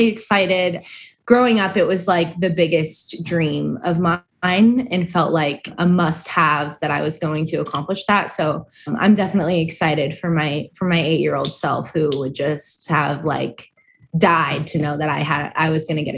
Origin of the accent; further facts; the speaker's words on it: Moorpark, California, United States; I grew up in Ventura County in Moore Park.